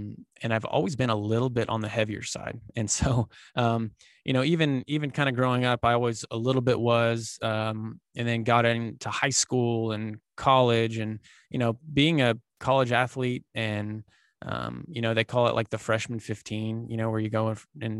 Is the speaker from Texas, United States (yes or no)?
yes; Dallas-Fort Worth area, Texas, United States; I was born and raised here in the, just outside of the Dallas-Fort Worth area down here in Texas